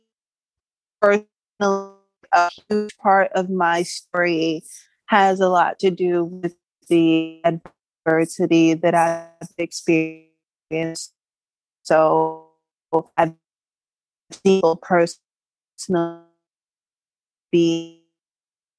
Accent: California, United States; I'm from California

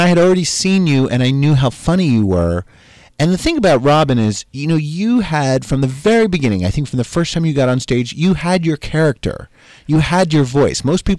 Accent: New Jersey, United States; That you had never put it together that like and you knew I was from Jersey.

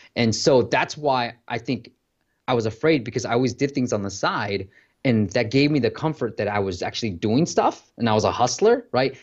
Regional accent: Bay Area, California, United States; I grew up in the Bay Area.

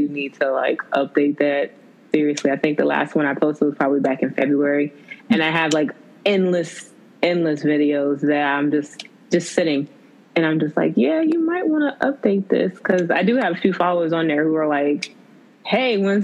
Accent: Bowie, Maryland, United States; I am originally from Bowie, Maryland, Prince George's County, Maryland

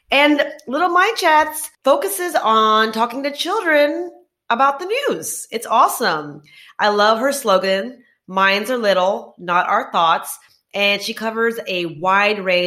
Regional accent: Texas, United States; moved away as an adult; also born or lived in Bangalore, India / Gurgaon, India; I was born in Texas.

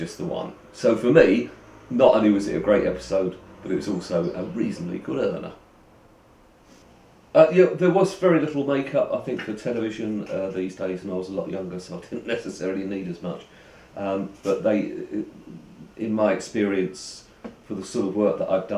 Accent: London, United Kingdom; I'm from London, East London

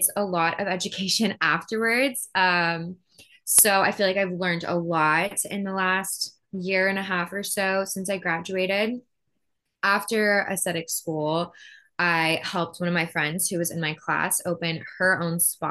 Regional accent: Plano, Texas, United States; now in Austin, United States; I grew up in Plano, Texas, but I live in Austin now.

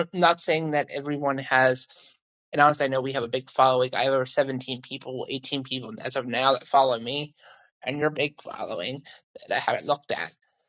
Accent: Pennsylvania, United States; moved away as an adult; we're from Pennsylvania originally.

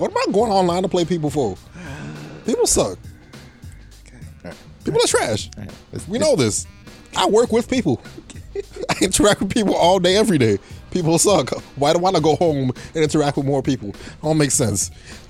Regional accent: Canada; We are Canadian, so that's 90 bones I spent on a video game

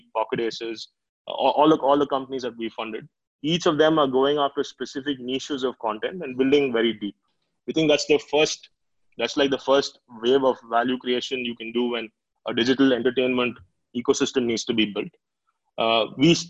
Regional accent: Karnataka, India; I'm from Karnataka

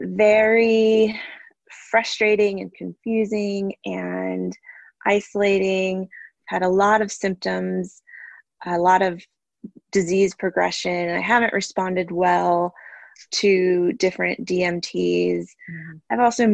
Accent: North Carolina, United States; I'm originally from North Carolina, but have lived all over the country as my schooling and work and disease process has, you know, changed the course of my life a bunch of times.

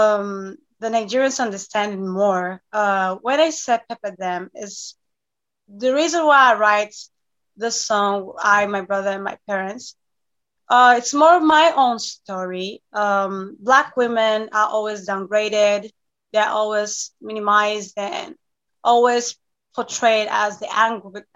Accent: Thessaloniki, Central Macedonia, Greece; I was born and raised in Greece.

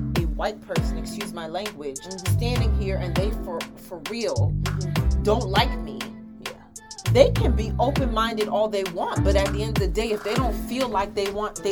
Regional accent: United States; I was born in America, but raised with Ghanaian and American values

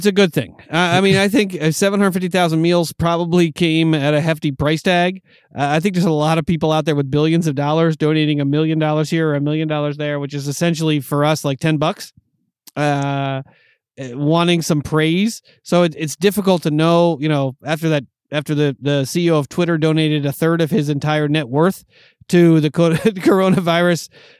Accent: New York, United States; You know, growing up in New York, it has something to do with the Red Sox, the Patriots. You know, but growing up in New York as a Yankee fan

